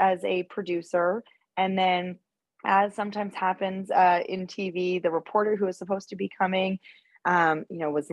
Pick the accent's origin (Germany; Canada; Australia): Canada; Winnipeg, Manitoba; moved away as an adult; also born or lived in British Columbia / Toronto; now in New York, United States; So I grew up in Canada. I was born in British Columbia. And then my family moved to Winnipeg when I was in elementary school